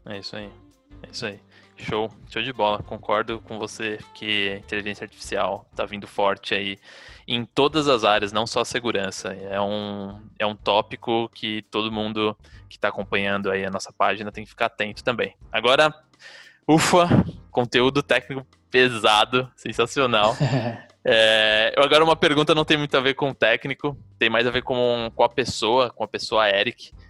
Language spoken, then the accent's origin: Portuguese; Brazil; o pessoal que é nascido e criado no Brasil